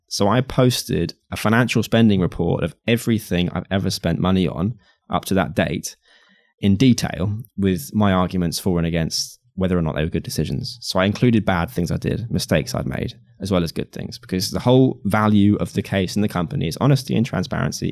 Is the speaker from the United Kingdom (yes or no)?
yes; United Kingdom; I'm white and I'm British and I'm a guy